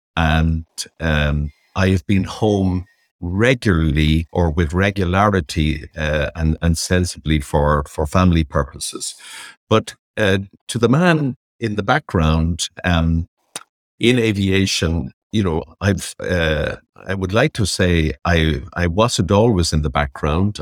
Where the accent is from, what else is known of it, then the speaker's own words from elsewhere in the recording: Dublin, Leinster, Ireland; I grew up in Dundrum in County Dublin.